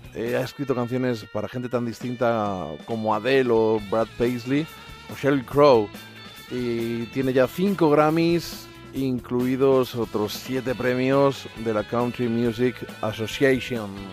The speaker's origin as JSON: {"language": "Spanish", "country": "Spain", "said": "soy español"}